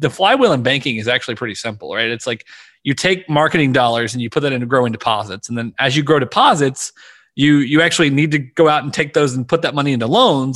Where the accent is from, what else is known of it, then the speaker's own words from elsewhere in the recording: Louisiana, United States; I was born and raised in Louisiana